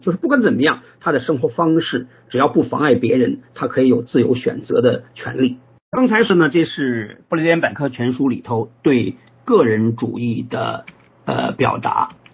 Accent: China; 我们中国人

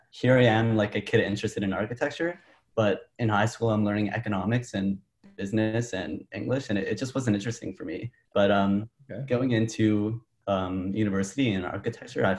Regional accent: Toronto, Ontario, Canada; I'm from Toronto

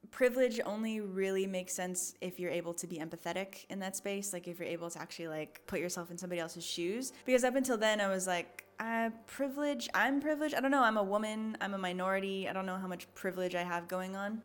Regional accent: Portland, United States; I grew up in Portland

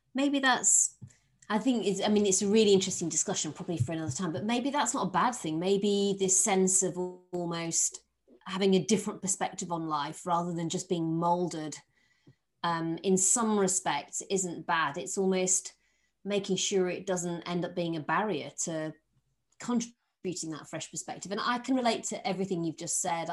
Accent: Yorkshire and the Humber, United Kingdom; I'm from Yorkshire

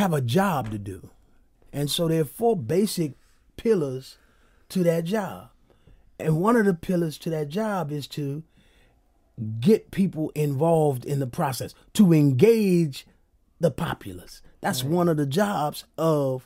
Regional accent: Washington, District of Columbia, United States; I'm a native Washingtonian

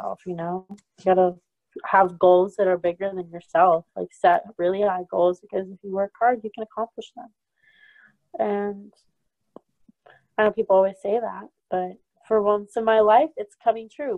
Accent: Nebraska, United States; I was in Nebraska. I'm from Nebraska

